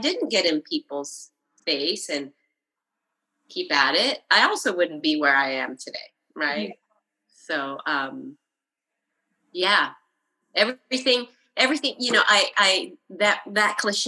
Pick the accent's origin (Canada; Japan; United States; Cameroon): Japan; I grew up in Japan